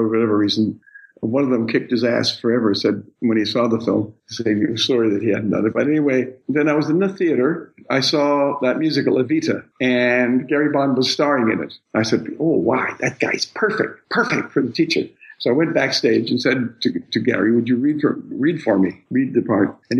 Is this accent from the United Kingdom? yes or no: no; Canada; being a Canadian, when I arrived in Australia